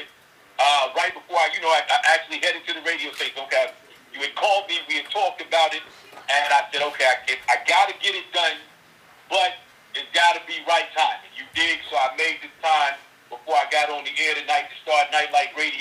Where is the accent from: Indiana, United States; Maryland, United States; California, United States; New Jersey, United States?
Indiana, United States; Indianapolis; I am originally from Indianapolis, Indiana, so, you know, for all my Midwest riders, you dig, Indianapolis is actually my hometown.